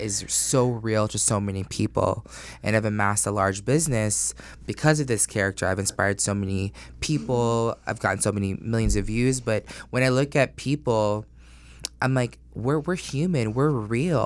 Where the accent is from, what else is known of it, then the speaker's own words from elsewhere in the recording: Orlando, Florida, United States; also born or lived in Astoria, Queens, New York; I was born in New York and then I grew up in Orlando and I started in first grade